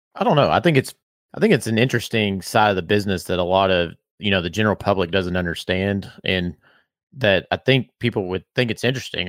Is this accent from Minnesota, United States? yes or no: no; Bardstown, Kentucky, United States; I'm from Bardstown